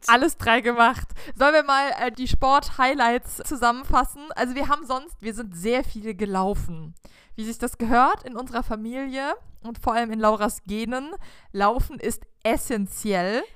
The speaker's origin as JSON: {"language": "German", "country": "Germany", "said": "als Deutscher"}